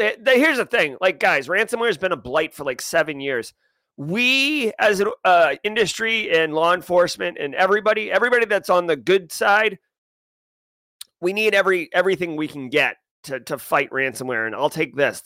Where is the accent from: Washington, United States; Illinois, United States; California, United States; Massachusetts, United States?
Massachusetts, United States; Boston; I'm from the Boston area